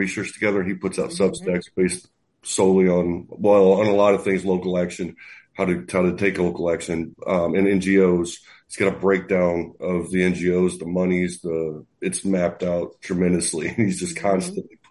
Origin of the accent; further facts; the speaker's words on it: Missouri, United States; I'm actually from Missouri